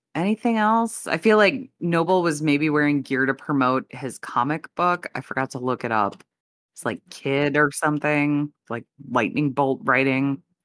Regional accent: Chicago, Illinois, United States; I'm, I'm from the Chicago area

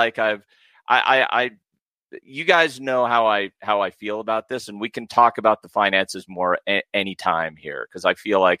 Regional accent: United States; I'm an American

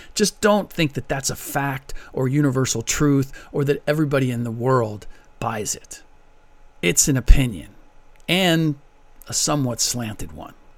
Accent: United States; first language German; English is a second language; I'm a first generation American. My first language was German.

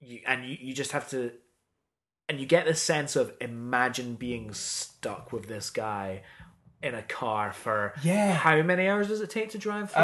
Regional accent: Scotland, United Kingdom; I'm Scottish as well.

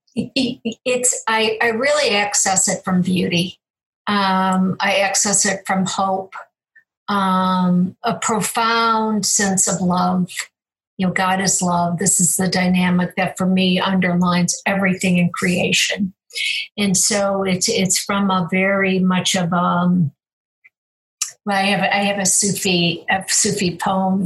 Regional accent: Cleveland, Ohio, United States; I was born in Cleveland

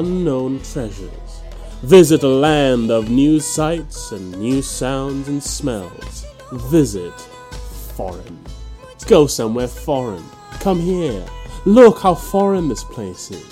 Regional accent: Malaysia; now in United Kingdom; when I first moved to the UK and I told people I was from Malaysia

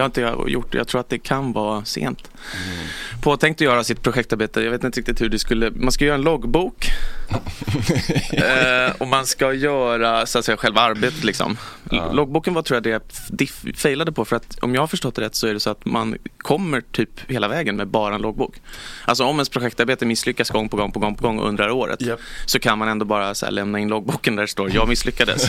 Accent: Stockholm, Stockholm County, Sweden; also born or lived in Järna; fyra generationer stockholmare

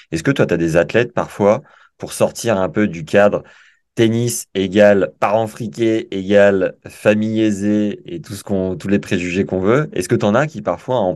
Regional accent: Paris, Île-de-France, France; Moi, je viens de Paris, la région parisienne.

